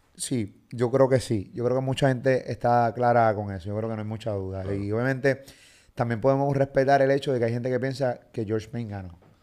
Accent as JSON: {"language": "Spanish", "country": "Puerto Rico", "said": "yo soy puertorriqueño"}